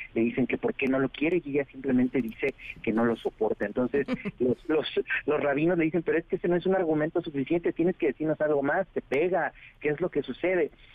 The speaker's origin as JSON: {"language": "Spanish", "region": "Oaxaca", "country": "Mexico", "said": "yo que soy de Oaxaca, de un pequeño pueblito"}